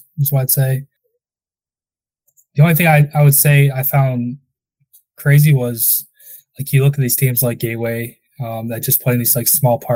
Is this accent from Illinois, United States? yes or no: yes; Crestwood, Illinois, United States; I grew up in Crestwood, so Windy City